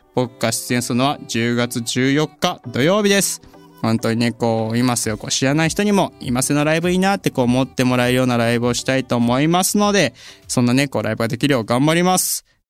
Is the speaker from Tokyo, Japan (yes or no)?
no; Gifu, Japan; 地元が岐 阜県でして